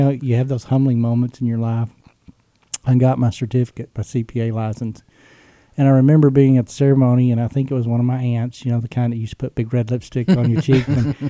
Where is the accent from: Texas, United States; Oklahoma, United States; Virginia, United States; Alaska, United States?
Texas, United States; But growing up in West Texas, you know, you go to church, you're there probably when the doors are open.